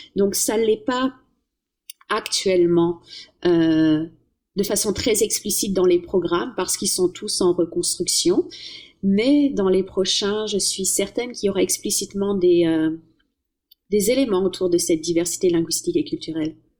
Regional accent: France; moved away; comme une bonne française

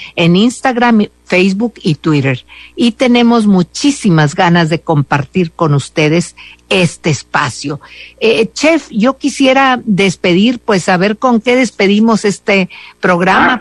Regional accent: Mexico; somos muy mexicanos

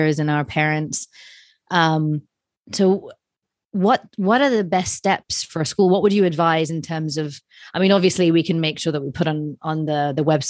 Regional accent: United Kingdom; I'm British

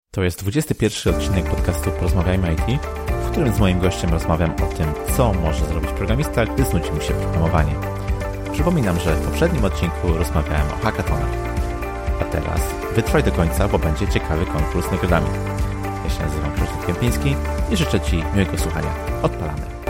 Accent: Poznań, Greater Poland, Poland; ja jestem z Poznania

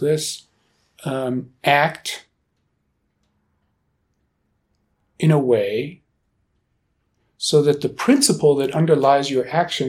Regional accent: Germany; now in Boulder, United States; I grew up in Germany

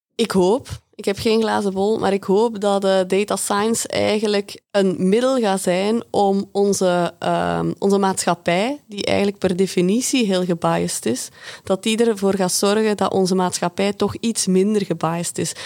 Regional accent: Belgium; uit België, uit het verre België

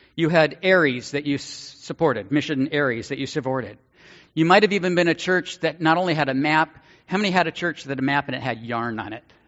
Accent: Northern California, United States; Growing up in Northern California, mission to me was a street and a district in San Francisco

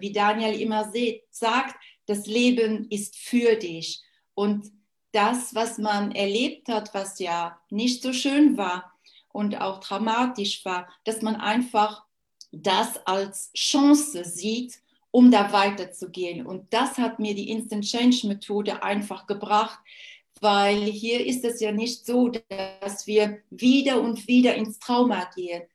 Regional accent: Luxembourg; Ich bin Luxemburgerin

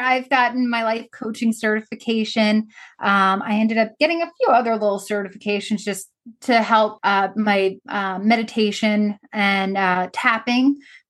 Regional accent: Long Island, New York, United States; I grew up on Long Island, and I was about an hour outside of New York on Long Island when 9/11 happened. I was a senior in high school.

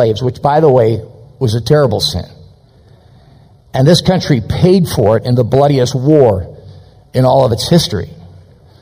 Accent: Chicago suburbs, Illinois, United States; I was born in Chicago. But by the time I was about 6 years old, my folks moved us out to the suburbs

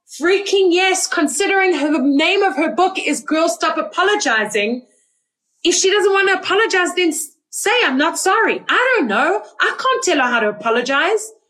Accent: South Africa; also born or lived in Israel; Like I am South African. I am Israeli. I am soon to be Canadian.

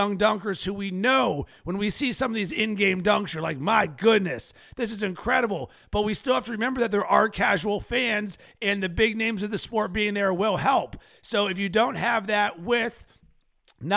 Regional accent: Pittsburgh, Pennsylvania, United States; As a kid growing up in Pittsburgh, I didn't have an NBA team

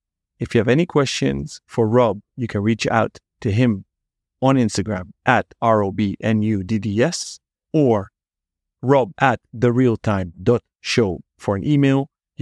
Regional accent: Netherlands; accent: Dutch; English is a second language; So it's maybe my Dutch accent kicking in at the end of my workday here in old Amsterdam.

